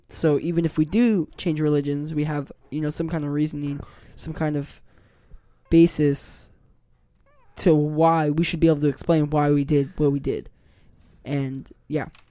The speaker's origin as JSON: {"language": "English", "town": "Puyallup", "region": "Washington", "country": "United States", "tie": "born or raised there", "also_born_or_lived": "Lakewood, Washington"}